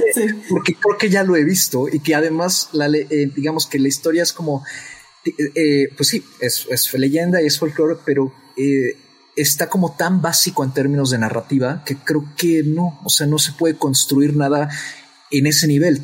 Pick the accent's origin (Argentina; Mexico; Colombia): Mexico; nosotros como mexicanos